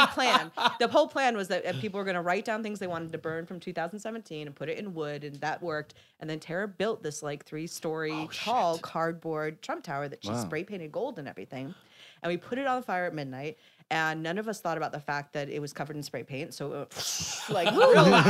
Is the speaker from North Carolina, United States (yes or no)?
yes; Wilmington, North Carolina, United States; moved away; I came from Yacht World. Wilmington, North Carolina is super rich Yacht World